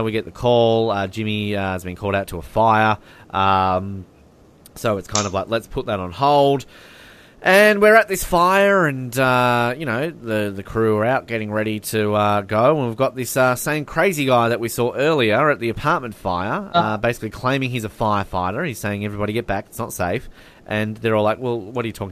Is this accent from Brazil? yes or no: no; Australia; as an Australian.